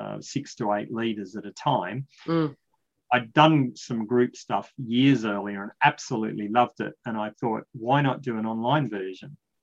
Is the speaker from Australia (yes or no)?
yes; Australia; I'm talking a bit slow because I'm an Australian